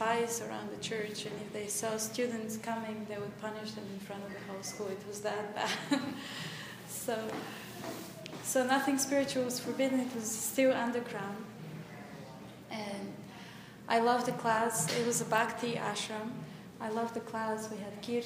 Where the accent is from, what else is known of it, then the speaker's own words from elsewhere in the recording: Bulgaria; moved away; I'm from Bulgaria